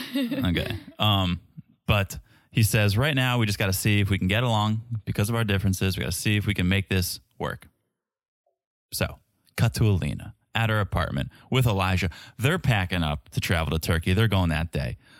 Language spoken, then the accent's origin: English; United States; as an American